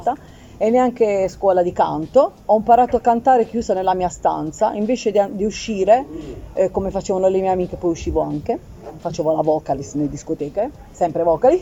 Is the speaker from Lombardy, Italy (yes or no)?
no; Apulia, Italy; sono anche pugliese